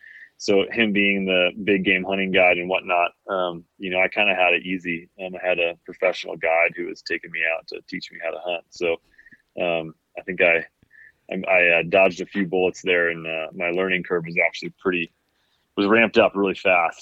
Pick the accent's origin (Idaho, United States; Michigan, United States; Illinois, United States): Michigan, United States; Kalamazoo; there was definitely green space around us growing up in Kalamazoo.